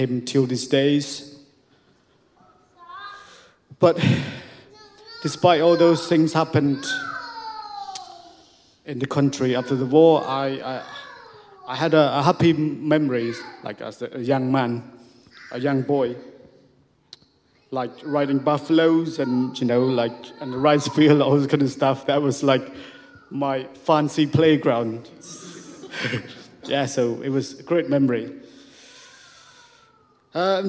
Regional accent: Siem Reap, Cambodia; English is a second language; moved away; I was born in Siem Reap, in a small village

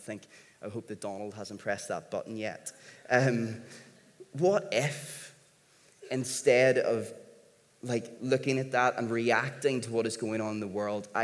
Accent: Northern Ireland, United Kingdom; being from here, being Northern Irish

